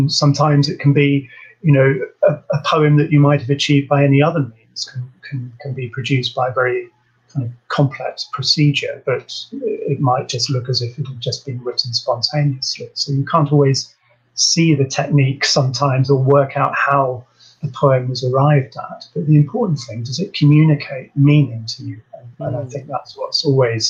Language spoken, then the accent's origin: English; Surrey, South East England, United Kingdom; moved away; also born or lived in Liverpool; growing up in Surrey